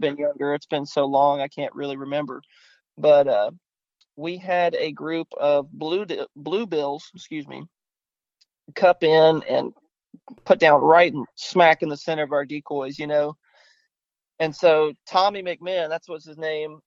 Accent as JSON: {"language": "English", "town": "Grapeland", "region": "Texas", "country": "United States", "tie": "born or raised there", "also_born_or_lived": "Austin, Texas", "said": "I grew up on Houston County Lake, mm-hmm. um, which is a small little lake in East Texas, just outside of Grapeland"}